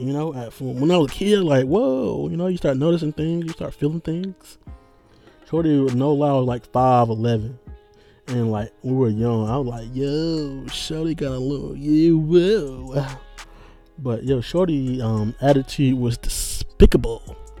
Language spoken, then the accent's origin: English; United States; being an American